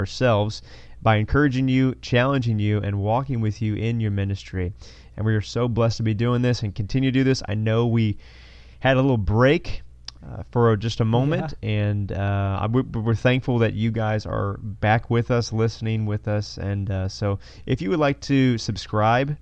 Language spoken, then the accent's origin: English; Missouri, United States; moved away as an adult; also born or lived in Fort Worth, Texas; We grew up in Missouri